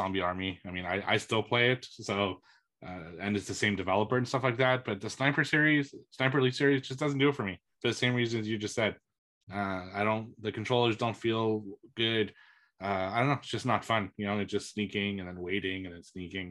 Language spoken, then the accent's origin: English; Canada; as a Canadian